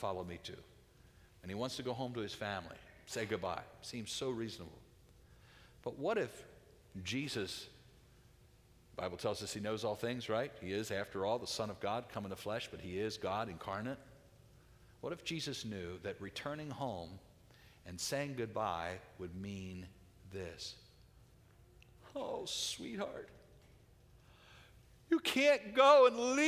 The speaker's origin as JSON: {"language": "English", "country": "United States", "said": "as American Christians"}